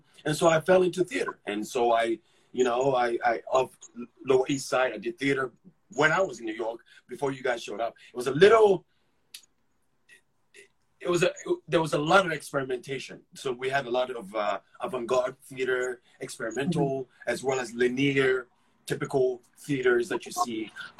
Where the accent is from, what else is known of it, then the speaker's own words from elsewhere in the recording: Ghana; accent: thick accent; moved away; also born or lived in England; when I got here, I had a thick accent. I mean, I lived in England and I born and raised in Ghana. So I had a really thick accent.